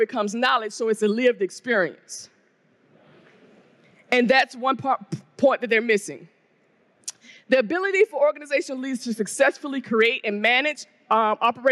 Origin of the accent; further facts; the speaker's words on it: the South of the United States, United States; black woman from the South of the United States